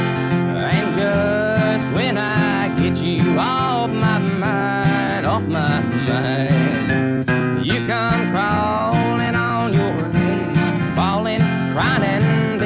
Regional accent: Garrard County, Kentucky, United States; I'm from Garrett County, Kentucky. I'm 17

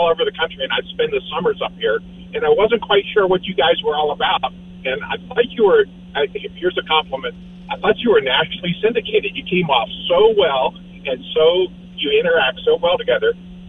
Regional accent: East Coast, United States; also born or lived in Alaska / Florida / Arizona; All over. I grew up in the East Coast, but I lived in Alaska and Florida and Arizona, so I'm all over.

